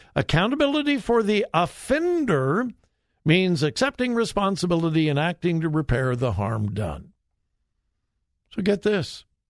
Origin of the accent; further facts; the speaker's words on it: Southern California, United States; I grew up in Southern California.